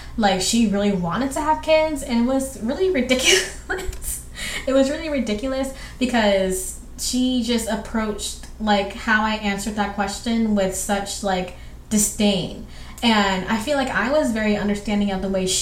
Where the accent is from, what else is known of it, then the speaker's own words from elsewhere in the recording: Southwestern Georgia, United States; I grew up with my single mother in Southern Georgia. And it's like where I grew up is like Southwestern Georgia. So it's right on the edge of Alabama.